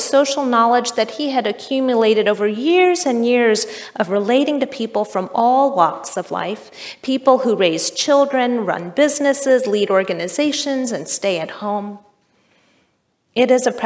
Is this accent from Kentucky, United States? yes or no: yes; Richmond, Kentucky, United States; moved away; also born or lived in Chicago; The church where I grew up in Richmond, Kentucky